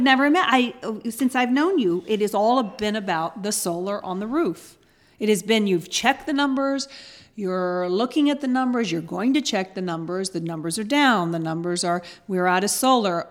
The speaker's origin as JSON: {"language": "English", "region": "the South", "country": "United States", "said": "I'm from the South"}